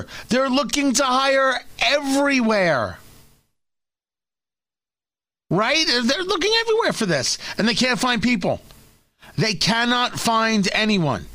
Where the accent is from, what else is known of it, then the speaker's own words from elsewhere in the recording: New Jersey, United States; also born or lived in Brooklyn, New York; I was born in Brooklyn. I grew up in Jersey.